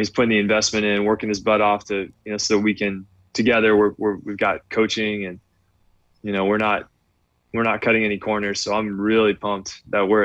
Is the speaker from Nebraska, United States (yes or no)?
no; Redlands, California, United States; now in South Bay, California, United States; I grew up in Redlands, inland